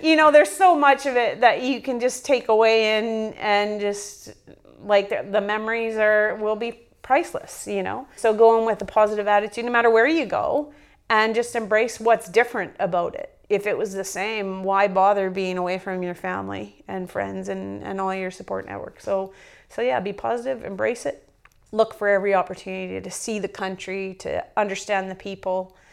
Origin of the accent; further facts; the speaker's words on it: northern Alberta, Canada; moved away as an adult; also born or lived in Northwest Territories; I'm Canadian-born in the northern part of Alberta